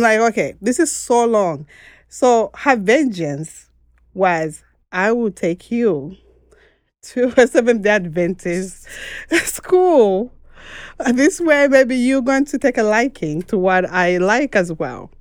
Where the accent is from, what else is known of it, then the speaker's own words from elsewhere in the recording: Mongu, Western Province, Zambia; moved away as an adult; now in United States; I am from Zambia, and I was born in the western part of Zambia, which is in Mongo